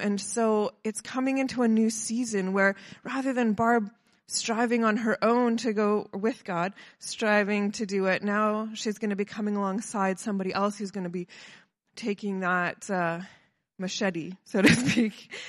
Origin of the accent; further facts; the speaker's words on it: Kelowna, British Columbia, Canada; I'm from Kelowna